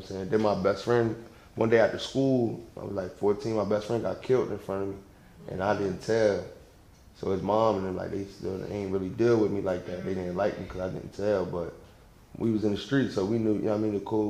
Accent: Salem, New Jersey, United States; I'm from South Jersey

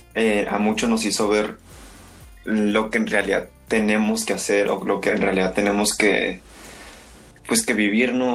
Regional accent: Mexico; como mexicanos

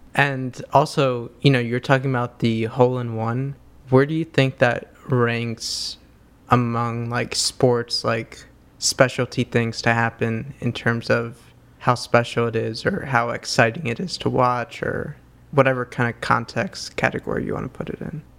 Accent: New York City, New York, United States; growing up in New York City

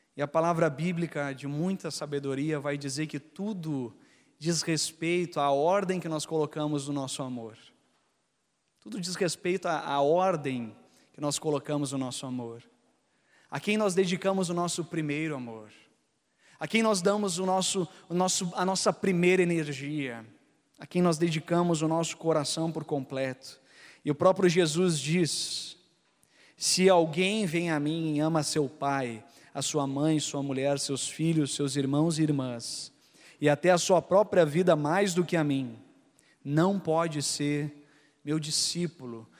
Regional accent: Gaúcho, Rio Grande do Sul, Brazil; eu, e minha esposa, é, a gente é gaúcho

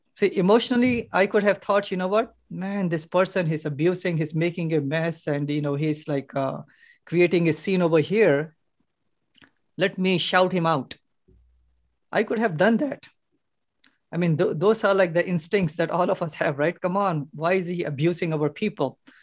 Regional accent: Hyderabad, Telangana, India; now in Chicago, United States; Originally from India. India, Hyderabad

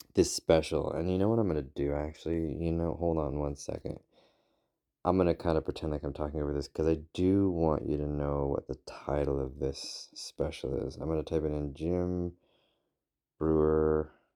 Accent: United Kingdom; now in United States; I am a British citizen. I am working on currently becoming an American citizen

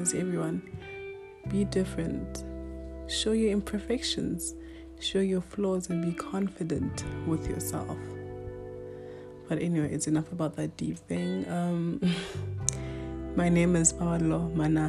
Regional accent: Limpopo, South Africa; first language Northern Sotho (Pedi); English is a second language; now in Johannesburg, South Africa; I was born in Limpopo. My language, or my culture, is Bedi.

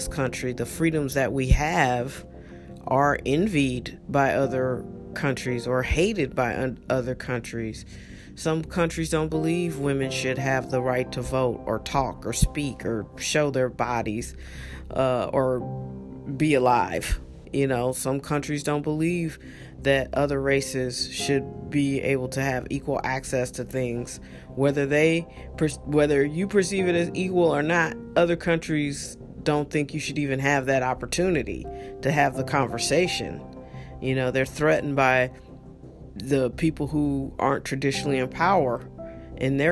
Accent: United States; we're American

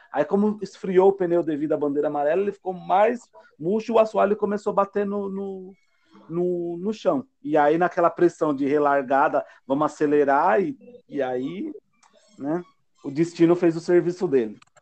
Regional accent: Brazil

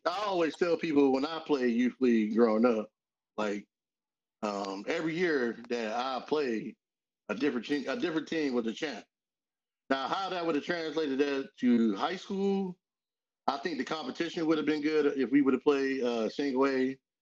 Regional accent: Aliquippa, Pennsylvania, United States; I'm from Quip

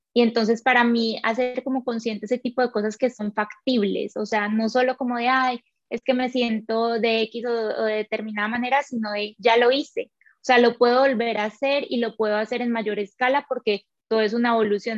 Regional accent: Colombia; moved away as an adult; also born or lived in Quito, Ecuador; yo soy colombiana, pero trabajaba en Ecuador

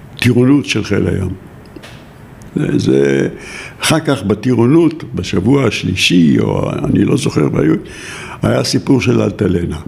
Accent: Givatayim, Tel Aviv District, Israel; born or raised there; also born or lived in Jaffa

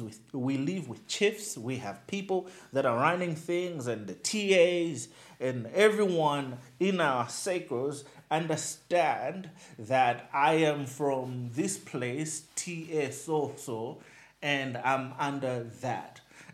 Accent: Nkhotakota, Central Region, Malawi; now in Blantyre, Malawi; I stay in Blantyre. But I'm like, originally, I am from Nkota Kota. I am from Nchisi.

